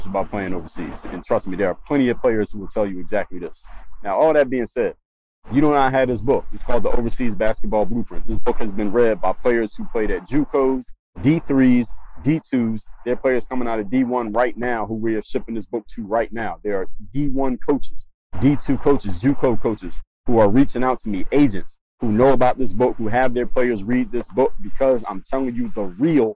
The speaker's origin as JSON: {"language": "English", "town": "Philadelphia", "region": "Pennsylvania", "country": "United States", "moved": "yes", "lives_now": "Miami, United States", "said": "I'm from Philly."}